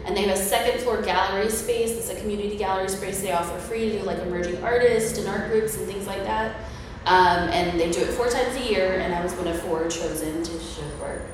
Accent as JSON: {"language": "English", "town": "Ocala", "region": "Florida", "country": "United States", "tie": "born or raised there", "said": "I was born and raised in Ocala. I'm actually like fifth generation Ocala."}